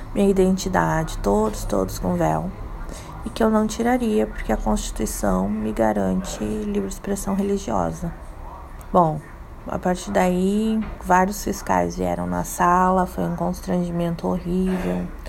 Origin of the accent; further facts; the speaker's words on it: Brazil; eu sou brasileira